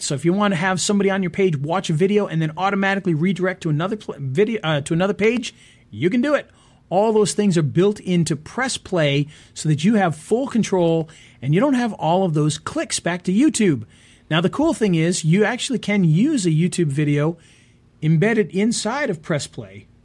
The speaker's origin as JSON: {"language": "English", "region": "Rhode Island", "country": "United States", "said": "I'm from Rhode Island."}